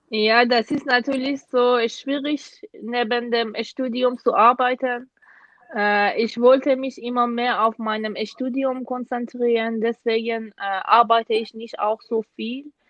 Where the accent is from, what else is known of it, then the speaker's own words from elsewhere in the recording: Iran; German is a second language; moved away as an adult; now in Germany; komme aus dem Iran und seit dem Jahr 2016 bin ich äh, wegen meines Masterstudiums in Deutschland